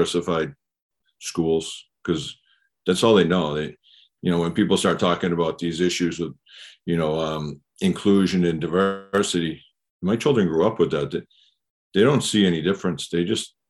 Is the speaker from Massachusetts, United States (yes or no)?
yes; Scituate, Massachusetts, United States; moved away as an adult; now in Quincy, United States; I grew up in Scituate.